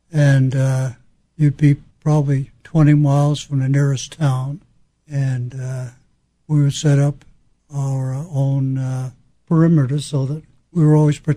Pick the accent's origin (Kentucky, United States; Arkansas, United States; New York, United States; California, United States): New York, United States; Freeport; I grew up in a place called Freeport, Long Island.